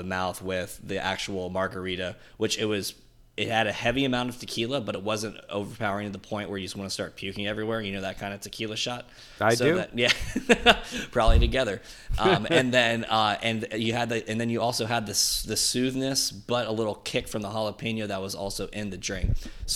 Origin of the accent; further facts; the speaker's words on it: Burke, Virginia, United States; We're both from Burke